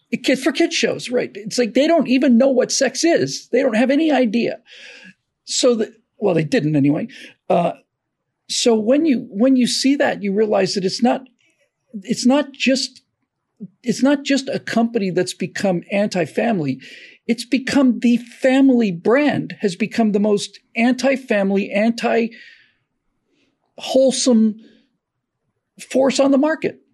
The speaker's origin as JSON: {"language": "English", "region": "Florida", "country": "United States", "tie": "born or raised there", "said": "I grew up in Florida"}